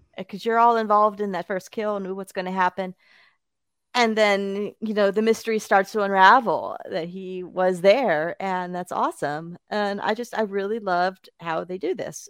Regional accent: Bakersfield, California, United States; now in Chicago, United States; my hometown, that's of Bakersfield, California

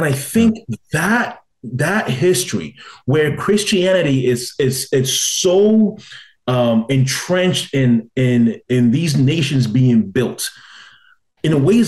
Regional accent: Ghana; as a Ghanaian, where my people were brutally enslaved by other more powerful tribes

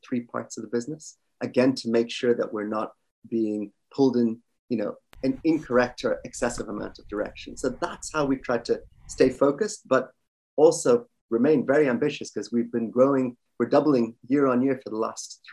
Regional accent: Ireland; moved away as an adult; also born or lived in Kerala, India; now in London, United Kingdom; I'm originally Indian. I actually grew up in Ireland, moved over to the UK to London about 20 years ago

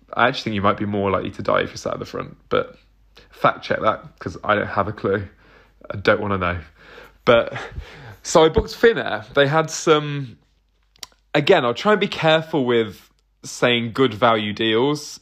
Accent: Southampton, South East England, United Kingdom; I'm not from London. I'm from Southampton, but near enough

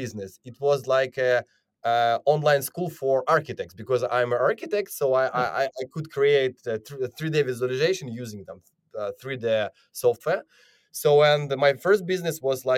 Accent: Ukraine; I'm originally from Ukraine

